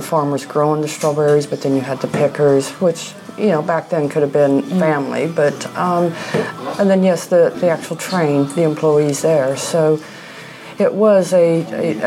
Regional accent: Kansas, United States; also born or lived in Sharpsburg, Georgia / Atlanta, Georgia; now in Draycott, United Kingdom; I'm originally from Kansas

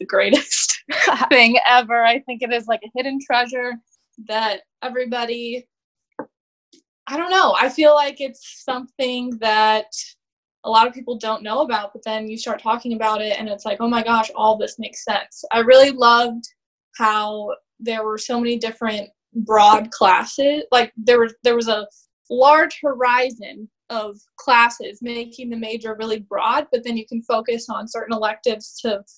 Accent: Bloomington, Illinois, United States; moved away as an adult; now in Virginia, United States; I am from Bloomington, Illinois. I born and raised there, right where ISU is

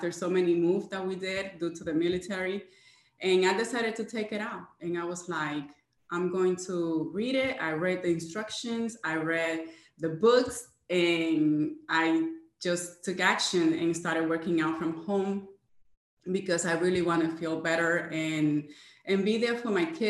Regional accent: Jacksonville, Florida, United States; I am from Jacksonville, Florida.

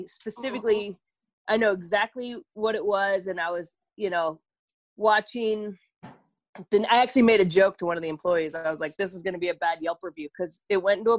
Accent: Sausalito, California, United States; also born or lived in Tahoe City, California; I'm from basically the Bay Area

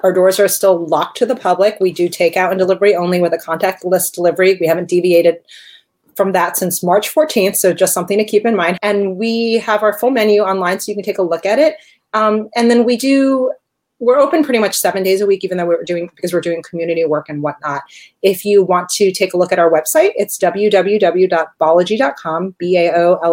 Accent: New Jersey, United States; I grew up in Jersey

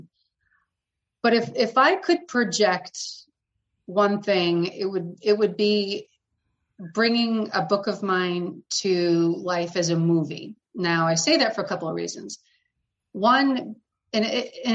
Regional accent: between the Cape and Boston, Massachusetts, United States; now in New Hampshire, United States; I'm from the Northeast and I grew up in Massachusetts

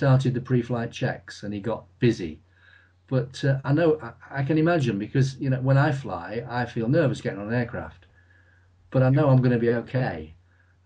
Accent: Lincolnshire, East Midlands, United Kingdom; from Lincolnshire. In fact, I was born and brought up about 12 miles from RAF Kirmington.

